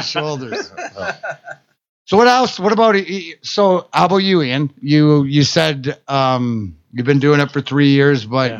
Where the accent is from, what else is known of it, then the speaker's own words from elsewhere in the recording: Canada; I'm Canadian.